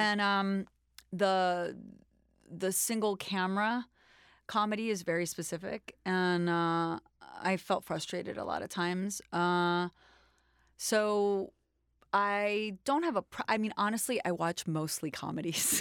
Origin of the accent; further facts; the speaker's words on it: New York City, New York, United States; I was born in New York, in Manhattan, in Washington Heights